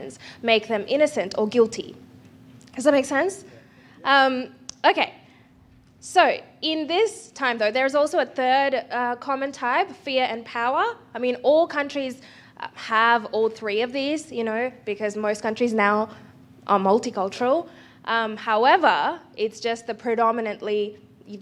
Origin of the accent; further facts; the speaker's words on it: India; as an Indian